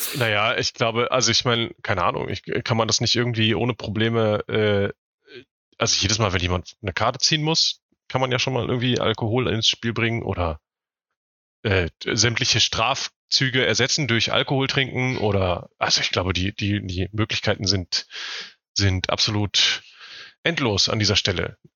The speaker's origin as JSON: {"language": "German", "region": "Northern Germany", "country": "Germany", "said": "ich komme auch nicht aus Süddeutschland. Also es gibt keine, keine Brauhaus, Wirtshaus, Biergartenkultur in Norddeutschland"}